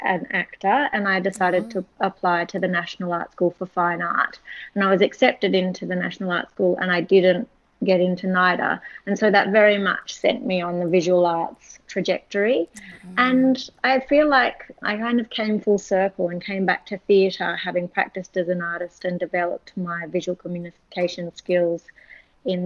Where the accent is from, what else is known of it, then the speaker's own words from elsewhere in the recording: Sydney, New South Wales, Australia; I was born in Sydney and grew up here.